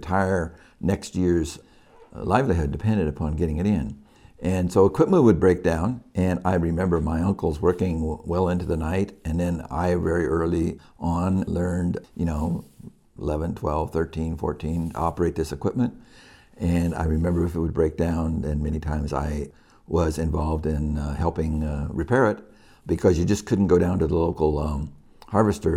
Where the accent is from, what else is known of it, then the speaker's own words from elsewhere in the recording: Yuba City, California, United States; also born or lived in Oakland; I grew up in Yuba City